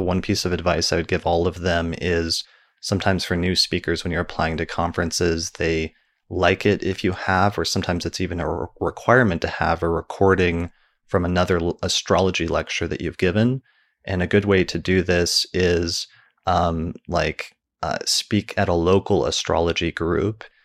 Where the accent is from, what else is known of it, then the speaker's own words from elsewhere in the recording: Denver, Colorado, United States; my hometown in Denver